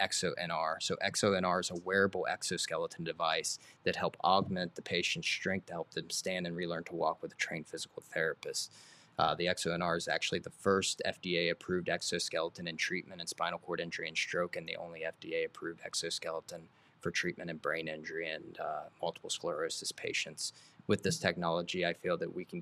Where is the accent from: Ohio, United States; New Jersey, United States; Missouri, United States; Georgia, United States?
Ohio, United States; Circleville; also born or lived in Portsmouth, Ohio / Athens, Ohio / New York; grew up within the area